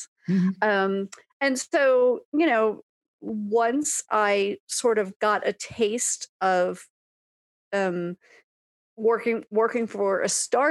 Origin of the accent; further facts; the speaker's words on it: New York, United States; moved away as an adult; also born or lived in California; now in Seattle, United States; I grew up in New York, lived in California